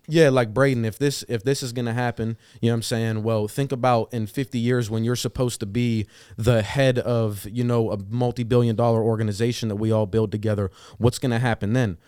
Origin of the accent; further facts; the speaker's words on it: New Castle, Pennsylvania, United States; moved away as an adult; now in Pittsburgh, United States; I was born and raised in Newcastle, Pennsylvania, not too far from Youngstown